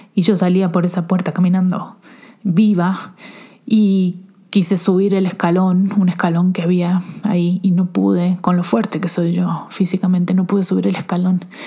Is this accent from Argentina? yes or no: yes; Argentina; now in Mexico; soy argentina